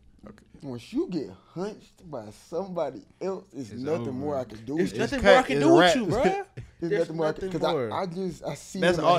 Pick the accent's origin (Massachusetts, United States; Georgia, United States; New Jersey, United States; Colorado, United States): Georgia, United States; Augusta; I'm from Augusta, bro.